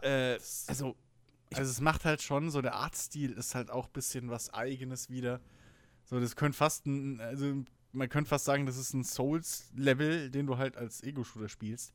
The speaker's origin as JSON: {"language": "German", "country": "Germany", "said": "bei uns in Deutschland"}